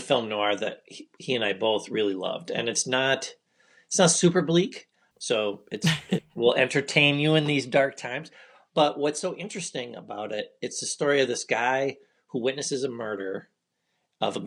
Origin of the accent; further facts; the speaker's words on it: Michigan, United States; I'm from Michigan